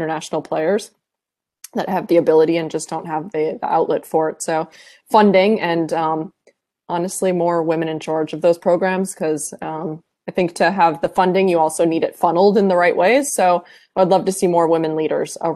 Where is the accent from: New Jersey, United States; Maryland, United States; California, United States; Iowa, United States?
Iowa, United States; I'm a kid from Iowa